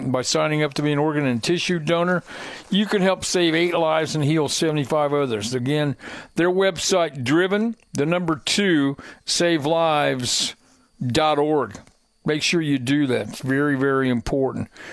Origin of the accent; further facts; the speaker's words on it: Hendricks County, Indiana, United States; I grew up in Hendricks County